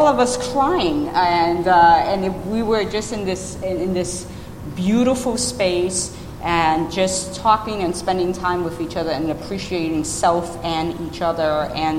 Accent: New York City, New York, United States; moved away; I grew up in the South Bronx in New York City in the 1970s

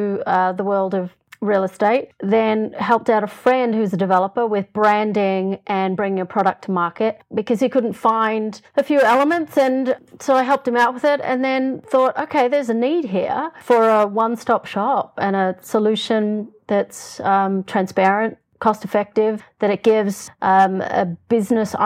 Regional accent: Australia; moved away as an adult; now in Los Angeles, United States; I'm an Australian

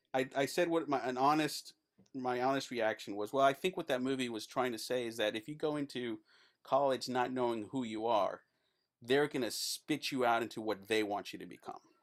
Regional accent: El Paso, Texas, United States; moved away as an adult; also born or lived in Los Angeles; I'm from El Paso. That stuff happens in my backyard all the time

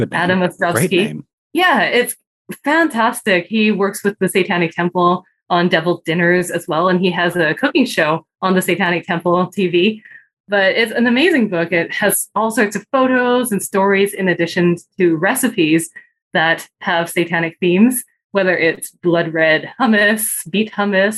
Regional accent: Vancouver, British Columbia, Canada; also born or lived in Hong Kong / Japan; I grew up in Vancouver, Canada, so a very different world.

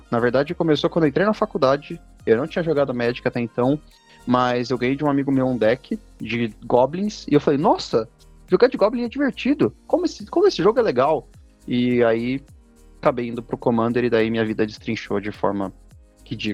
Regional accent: Minas Gerais, Brazil; now in São Paulo, Brazil; eu sou uma, um mineiro, de alguma forma eu vim de Minas Gerais, muito embora eu moro em São Paulo há 18 anos

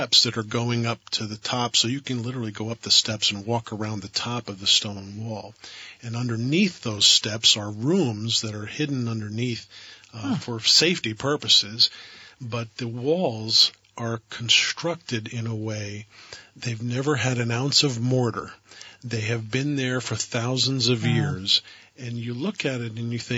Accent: Vermont, United States

